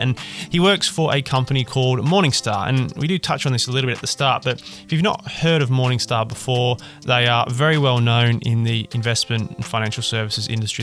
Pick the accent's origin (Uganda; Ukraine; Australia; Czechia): Australia; accent: Australian; now in United Kingdom; I'm an Australian with an Australian accent, living and working in the UK